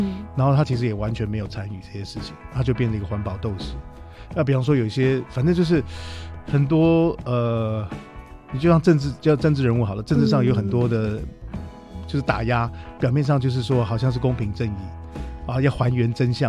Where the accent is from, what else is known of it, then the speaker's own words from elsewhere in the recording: Taiwan; 我是台湾人，我也没有出国